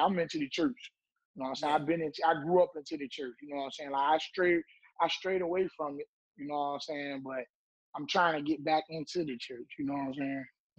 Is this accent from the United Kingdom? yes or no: yes; Portsmouth, South East England, United Kingdom; I would say Portsmouth made me into the man that I am today because growing up in Portsmouth, you got two ways you can go.